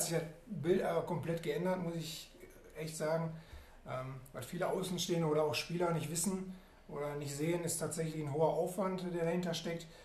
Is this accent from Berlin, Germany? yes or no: no; Oberhausen, North Rhine-Westphalia, Germany; als gebürtiger Oberhausener